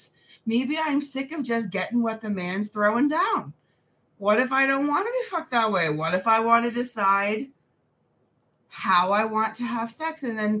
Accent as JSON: {"language": "English", "country": "New Zealand", "said": "Hello, I'm like from New Zealand. That is very far away."}